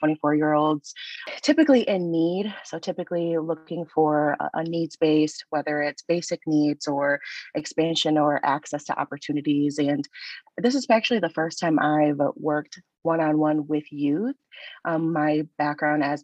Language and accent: English; Michigan, United States; I am originally from Michigan